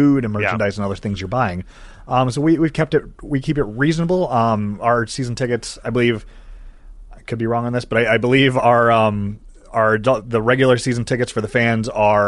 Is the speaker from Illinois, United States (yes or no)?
no; Cleveland, Ohio, United States; born or raised there